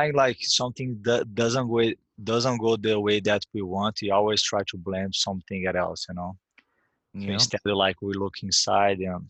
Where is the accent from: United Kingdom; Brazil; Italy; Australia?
Brazil; Uberlândia, Minas Gerais; English is a second language; moved away as an adult; also born or lived in New York; I was training on my hometown Uberlândia